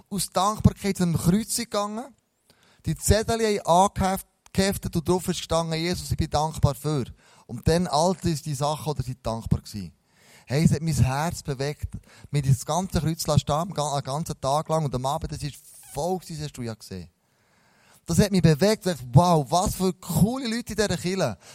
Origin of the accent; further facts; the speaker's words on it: Switzerland; dann kommen wir in eine Haltung zurück, als Schweizer, total seriös.